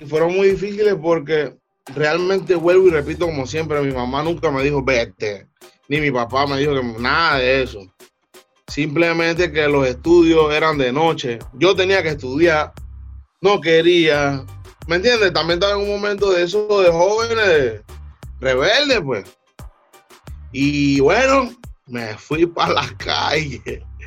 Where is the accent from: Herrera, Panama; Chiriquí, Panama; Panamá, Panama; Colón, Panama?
Panamá, Panama; Panama City, Panama; Río abajo es el sistema, yo le digo así, es, mi área donde yo me crié